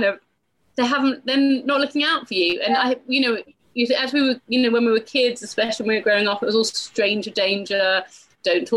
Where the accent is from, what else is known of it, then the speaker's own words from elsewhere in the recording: United Kingdom; I'm British